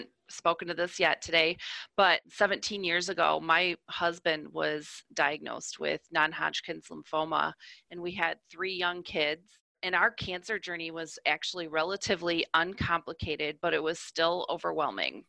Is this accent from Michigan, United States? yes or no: yes; Michigan, United States; I'm from the Midwest area and I originally came from Michigan